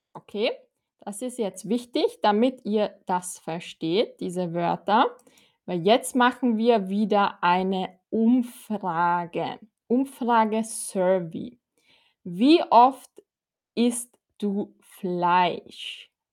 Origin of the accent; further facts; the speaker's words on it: Austria; Ich komme aus Österreich